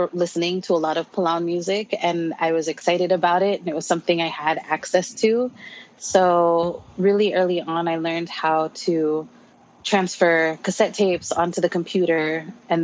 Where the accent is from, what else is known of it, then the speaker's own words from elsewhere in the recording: Oregon, United States; moved away as an adult; also born or lived in Palau; now in Hawaii, United States; I was born and raised in Oregon